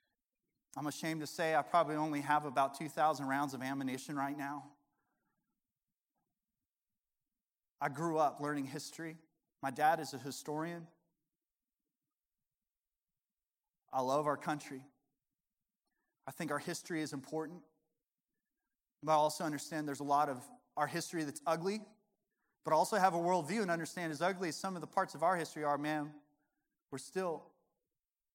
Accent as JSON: {"language": "English", "region": "Colorado", "country": "United States", "tie": "born or raised there", "moved": "as an adult", "lives_now": "Arkansas, United States", "said": "I was born and raised in Colorado"}